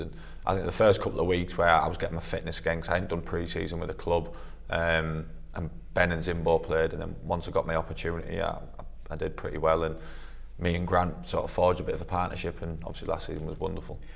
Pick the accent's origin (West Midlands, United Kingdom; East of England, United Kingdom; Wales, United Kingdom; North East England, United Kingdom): North East England, United Kingdom; Middlesbrough; moved away as an adult; it's my hometown club.